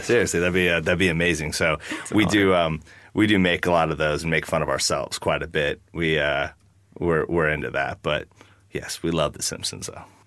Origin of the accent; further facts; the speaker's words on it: Wasilla, Alaska, United States; I've seen a lot of hard stuff growing up in Alaska